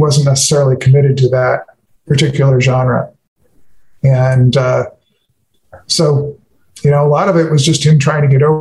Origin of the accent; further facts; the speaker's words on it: Los Angeles, California, United States; I grew up in Hollywood